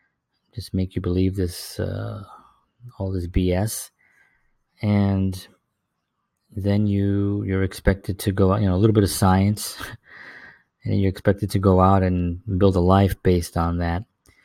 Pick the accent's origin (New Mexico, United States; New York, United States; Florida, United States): New York, United States; New York City; back in when I was growing up in the South Bronx, there was really very little, it just seemed like survival just seemed to be the only order